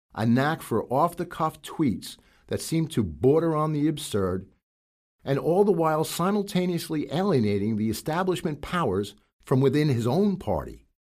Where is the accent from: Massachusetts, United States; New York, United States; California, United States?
New York, United States; being a New Yorker